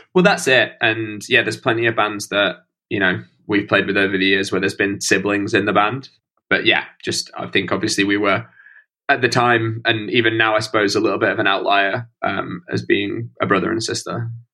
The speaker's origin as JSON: {"language": "English", "town": "Stocksbridge", "region": "Yorkshire and the Humber", "country": "United Kingdom", "tie": "born or raised there", "also_born_or_lived": "Nottingham / London", "moved": "as an adult", "lives_now": "Brighton, United Kingdom", "said": "I grew up in a village about 30 minutes out of the city uh, called Stocksbridge"}